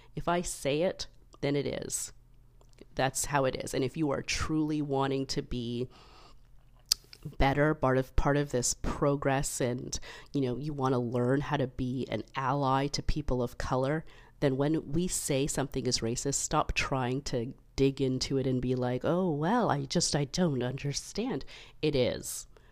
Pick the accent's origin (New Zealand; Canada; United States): Canada; as a Canadian, you know, we're part of the Commonwealth